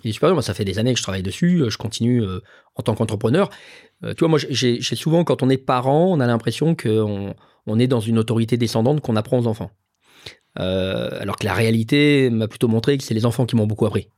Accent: Lyon, Auvergne-Rhône-Alpes, France; moved away; j'ai grandi à Lyon

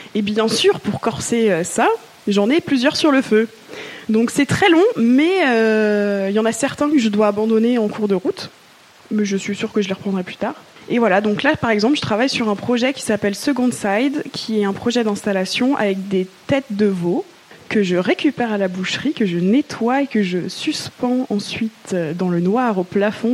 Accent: Mulhouse, Grand Est, France; moved away as an adult; now in Marseille, France; J'ai grandi en Alsace et je suis née en Alsace, à Mulhouse pour être plus précise.

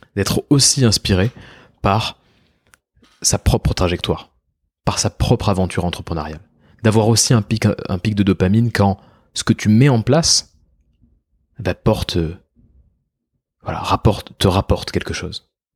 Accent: France; On peut être fier en tant que Français

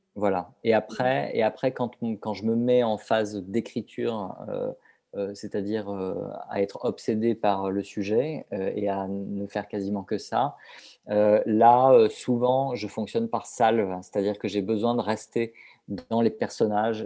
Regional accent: southern France, France; je suis originaire du sud de la France, de Hier plus précisément.

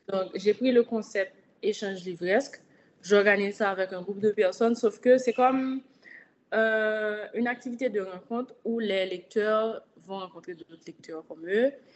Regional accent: Haiti; je suis une haïtienne, je vis en Haïti

